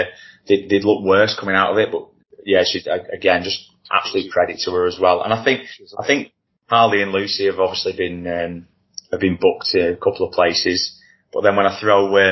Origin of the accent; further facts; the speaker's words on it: Wigan, North West England, United Kingdom; we're both from Wigan